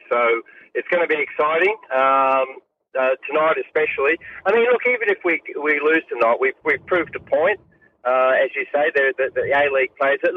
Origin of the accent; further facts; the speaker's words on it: England, United Kingdom; born there; I was born in England, so they're they're my second team.